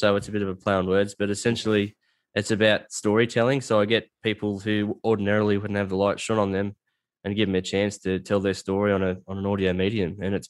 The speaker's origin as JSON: {"language": "English", "country": "Australia", "said": "So if you go, I'm from a bush town, like a little country town, and if you don't refer to yourself as a dickhead, there's something wrong with you."}